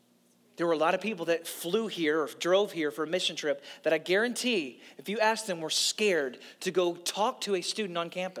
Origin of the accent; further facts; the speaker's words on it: St. Louis, Missouri, United States; also born or lived in Nashville / Orlando; I grew up in church in St. Louis and then Nashville and then Orlando, and now here.